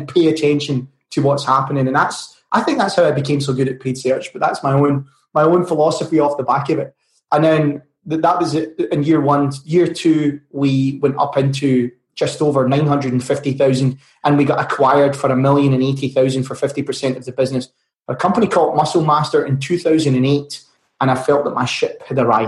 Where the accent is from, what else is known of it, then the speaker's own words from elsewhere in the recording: Glasgow, Scotland, United Kingdom; From Bonnie, Scotland in Glasgow